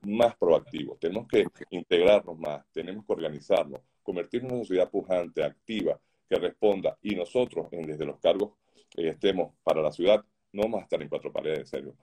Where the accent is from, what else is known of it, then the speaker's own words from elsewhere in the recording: Venezuela; moved away as an adult; now in Doral, United States; mi país natal, en Venezuela, como aquí desde que llegamos a Estados Unidos